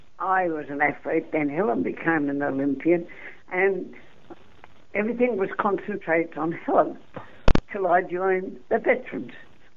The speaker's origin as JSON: {"language": "English", "region": "New South Wales", "country": "Australia", "said": "I come from New South Wales. I'm not a Queenslander."}